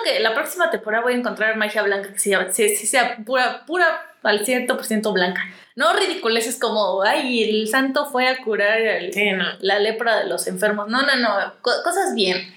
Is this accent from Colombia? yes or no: no; Mexico; somos mexicanas